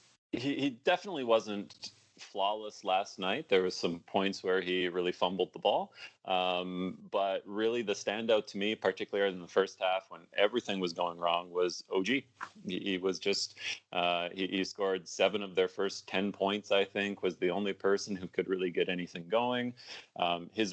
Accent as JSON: {"language": "English", "town": "Waterloo", "region": "Ontario", "country": "Canada", "tie": "born or raised there", "said": "I grew up in Waterloo"}